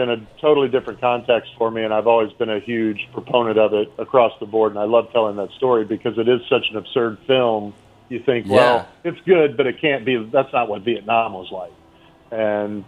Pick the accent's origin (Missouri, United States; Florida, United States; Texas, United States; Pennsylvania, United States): Missouri, United States; where I grew up in Missouri